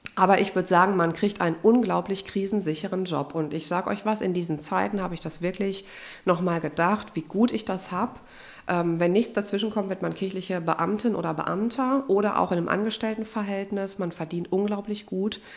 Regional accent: Unna, North Rhine-Westphalia, Germany; moved away; in meiner Heimat in Unna

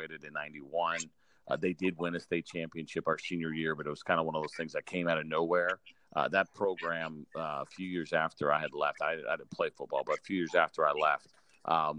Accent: New York, United States; moved away as an adult; also born or lived in Florida; a kid growing up in New York

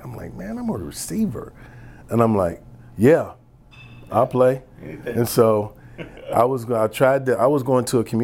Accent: Detroit, Michigan, United States; moved away as an adult; also born or lived in Kentucky; coming to Kentucky from Detroit.

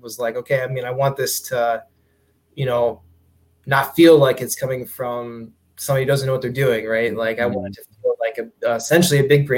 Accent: Northwest Indiana, United States; when I was growing up in Northwest Indiana

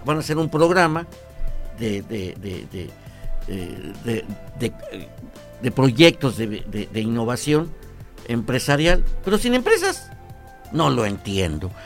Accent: Mexico

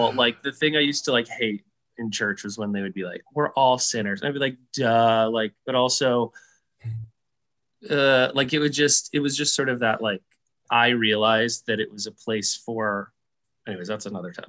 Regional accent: California, United States; also born or lived in Arizona; And I'm from California and Arizona, respectively. And I grew up Southern, even though I'm half Mexican and from Arizona and California

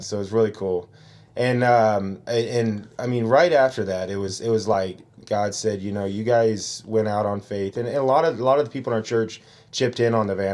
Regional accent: Cincinnati, Ohio, United States; moved away as an adult; now in Yucaipa, United States; Originally born and raised in Cincinnati, Ohio

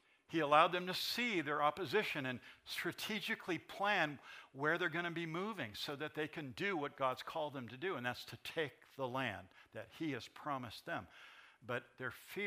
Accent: San Bernardino, California, United States; I grew up singing in the Nazarene Church right here in San Bernardino

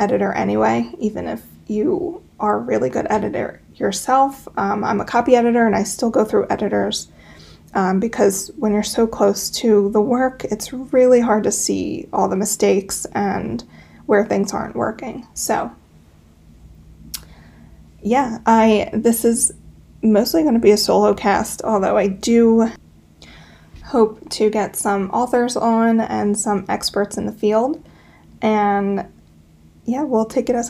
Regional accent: Pennsylvania, United States; I'm from Pennsylvania. I live in the Pocono Mountains.

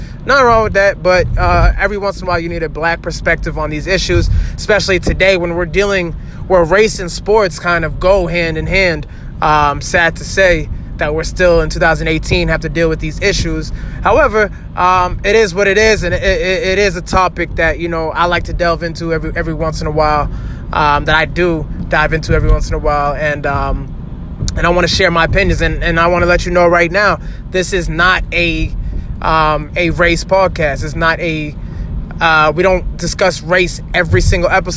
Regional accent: United States; now in Boston, United States; I'm African. I'm American born, actually. And I live in Boston, Massachusetts

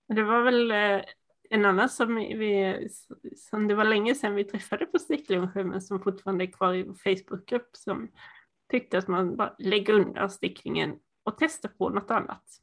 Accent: Sweden; accent: Småland dialect, some Dalarna dialect; mitt småländska mumlande

